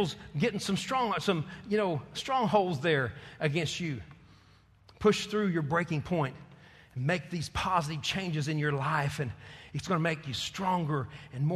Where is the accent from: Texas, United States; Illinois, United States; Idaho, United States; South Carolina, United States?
Texas, United States; I'm a Texan